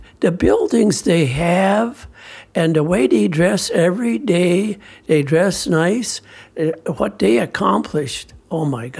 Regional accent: Gilman, Minnesota, United States; I was born in October 17, 1933, on a real small farm near Gilman, Minnesota. There's a church and a few gas stations. But we on the farm, we didn't have no electricity, an outdoor bathroom

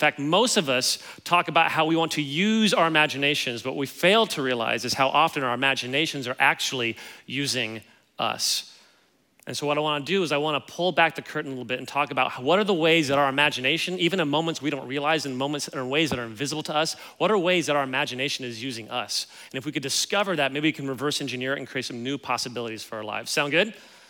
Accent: Kansas City, Missouri, United States; Yeah, so I grew up in Kansas City.

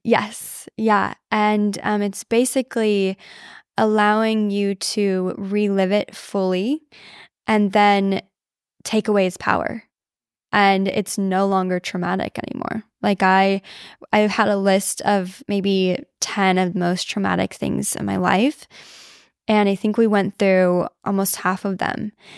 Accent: Southern Illinois, United States; moved away; I grew up in Illinois, um, Southern Illinois

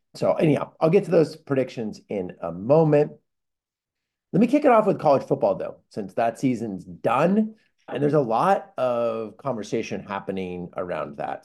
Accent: California, United States; growing up in California

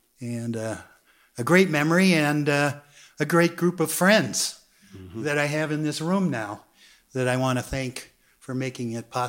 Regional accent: Minneapolis, Minnesota, United States; from Minneapolis 876.

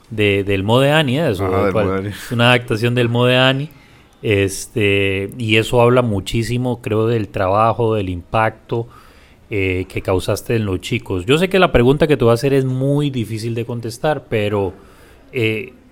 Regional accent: San José, Costa Rica; Yo nací en la Carit.

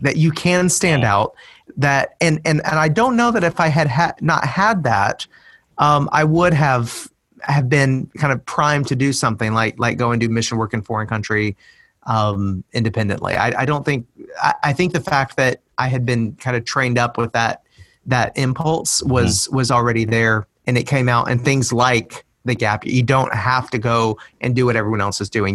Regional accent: Middle Tennessee, United States; moved away as an adult; it's been a long route back to my to Middle Tennessee, and I'm living in my hometown um, again.

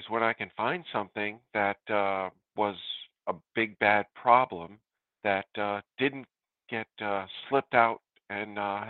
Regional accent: Rhode Island, United States; also born or lived in New Jersey; now in North Attleboro, United States; I am in Attleboro, North Attleboro, Massachusetts. I grew up in Rhode Island and ended up in New Jersey for a while, then came back here and I said, let's go to Massachusetts area.

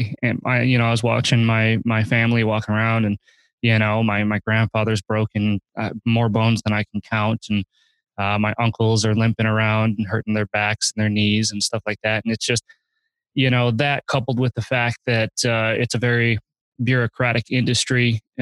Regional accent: Kenosha, Wisconsin, United States; moved away; also born or lived in California / Arizona; I grew up in Kenosha, Wisconsin, on a farm

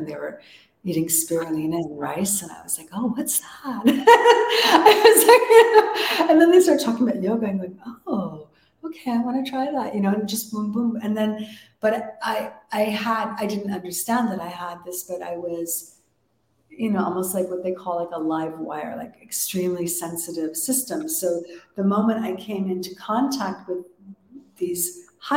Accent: Toronto, Ontario, Canada; moved away; back in Canada, which was my home country in Toronto

